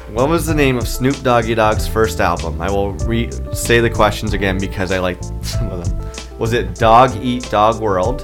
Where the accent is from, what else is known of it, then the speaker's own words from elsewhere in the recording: Ottawa, Ontario, Canada; our nation's capital, which is also my hometown of Ottawa